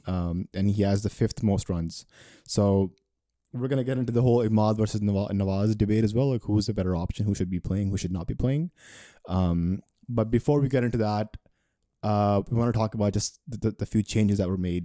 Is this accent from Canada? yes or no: no; Pakistan; As a Pakistani